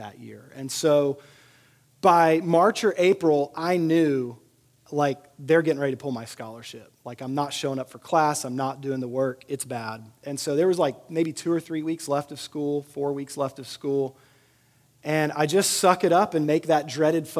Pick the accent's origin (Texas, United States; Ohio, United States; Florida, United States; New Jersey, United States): Texas, United States; Sugar Land; moved away; also born or lived in Tennessee; I grew up in Sugar Land, Texas.